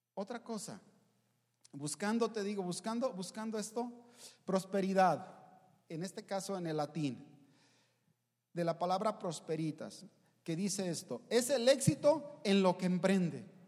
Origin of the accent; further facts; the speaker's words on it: Mexico; soy mexicano, no soy hebreo